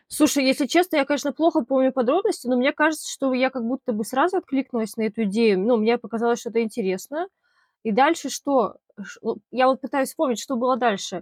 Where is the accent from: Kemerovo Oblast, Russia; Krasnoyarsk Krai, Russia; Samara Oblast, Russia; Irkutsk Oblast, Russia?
Irkutsk Oblast, Russia; Irkutsk; moved away; also born or lived in Moscow; мы оба, да, из Иркутска, но я уже уехала, я жила уже в Москве